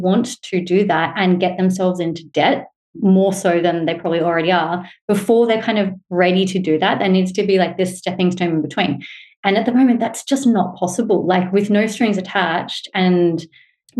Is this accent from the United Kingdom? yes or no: no; Australia; it's probably quite obvious by my accent, but to put it out there, I'm a white Australian woman